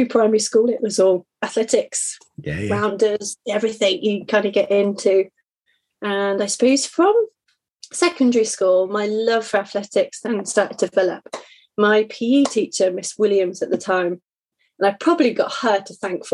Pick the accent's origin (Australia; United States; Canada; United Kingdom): United Kingdom; Buckingham, South East England; also born or lived in North Marston; I grew up in Buckinghamshire. Around Buckingham.